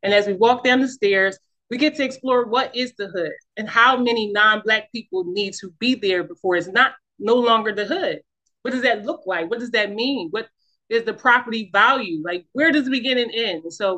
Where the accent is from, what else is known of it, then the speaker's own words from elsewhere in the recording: Philadelphia, Pennsylvania, United States; I was born and raised in North Philly